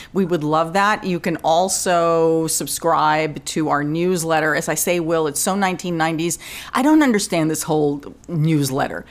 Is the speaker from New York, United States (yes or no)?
yes; New York, United States; born or raised there; accent: New York